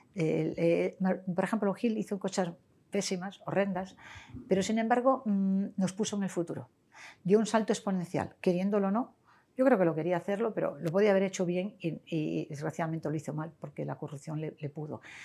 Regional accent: Sarria, Lugo, Galicia, Spain; now in Marbella, Spain; mi pueblo, que es de Sarre Lugo

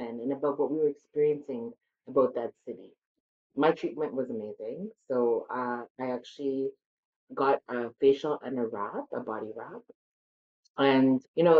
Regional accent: Alberta, Canada; my parents are from India and I was born and raised in Canada

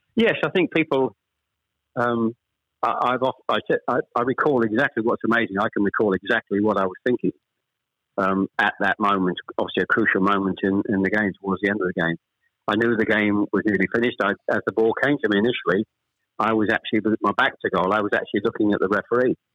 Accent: Chelmsford, East of England, United Kingdom; also born or lived in Ashton-under-Lyne; I was born in Ashton under Lyne. We actually moved south to Chelmsford when I was probably I was the eldest of three when I was probably about seven or eight

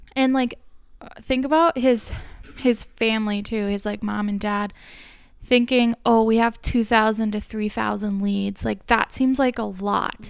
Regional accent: Minneapolis, Minnesota, United States; we're probably from the Twin Cities

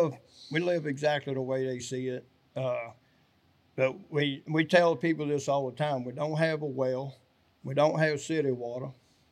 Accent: South Louisiana, United States; moved away; also born or lived in North Arkansas; Well, originally I'm from South Louisiana.

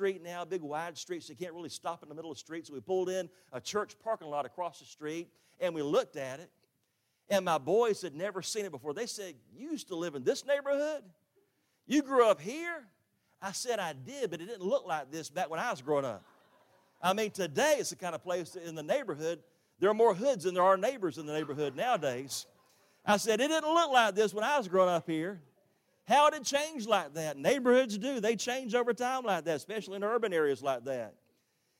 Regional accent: Jacksonville, Florida, United States; also born or lived in Orlando, Florida; now in Tifton, United States; I grew up in Jacksonville on the west side.

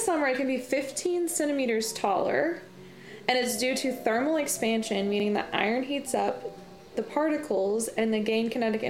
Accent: Illinois, United States; moved away; So, we are both originally from Illinois, technically. And now one of us lives in Missouri, one of us lives in Tennessee. Yep. But right now, we're together in Missouri, in St. Louis.

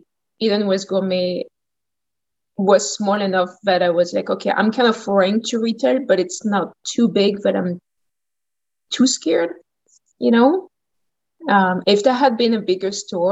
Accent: Champagne, Grand Est, France; accent: French; English is a second language; moved away as an adult; also born or lived in New Orleans, United States; now in Port Moody, Canada; From France, from the Champagne area. So it's like northeast of France.

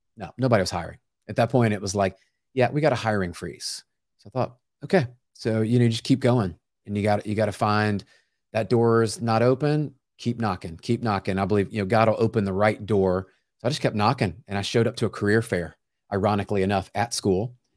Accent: Memphis, Tennessee, United States; now in Franklin, United States; I grew up in Memphis, Tennessee

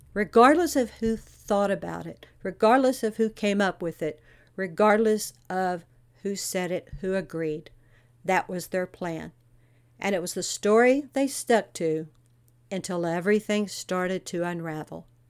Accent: Texas, United States; I'm from Texas

